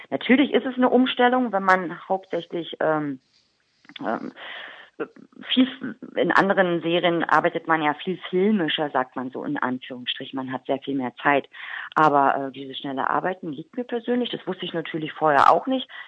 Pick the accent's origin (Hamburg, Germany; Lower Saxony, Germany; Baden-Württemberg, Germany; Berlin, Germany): Berlin, Germany; accent: Berlin; Mein, mein, mein äh, Dialekt, mein Berliner Dialekt ist so stark ausgeprägt, dass ich, glaube ich, Kölsch gar nicht lernen kann.